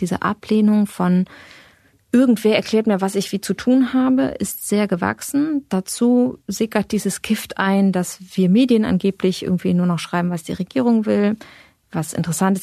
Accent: western Germany, Germany

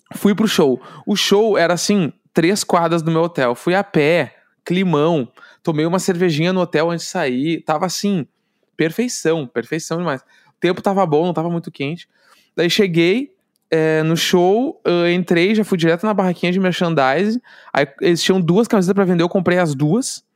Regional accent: Brazil; accent: gaúcho; sou do Brasil

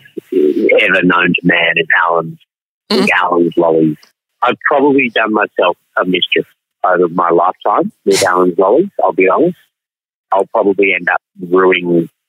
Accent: Melbourne, Victoria, Australia; I'm an actor and I'm from Melbourne

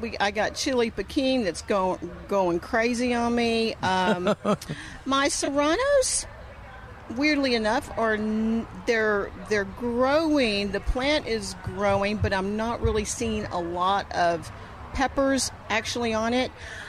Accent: South Texas, United States; I grew up eating those in South Texas.

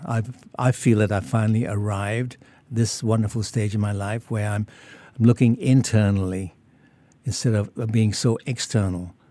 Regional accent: Singapore; moved away as an adult; also born or lived in Muar, Johor, Malaysia / New South Wales, Australia; now in Australia; then I moved over to Singapore in nineteen fifty at the age of, um, ten, and I w, went to school here, and I finished all of m, my, my schooling in Singapore

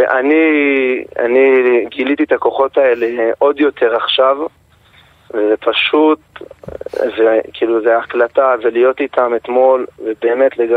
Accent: Gaza Strip, Palestine; אנחנו משפחה שגדלנו בגוש קטיף.

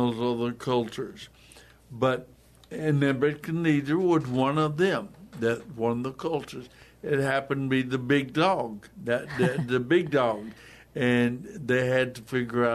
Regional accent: United States; us as American believers

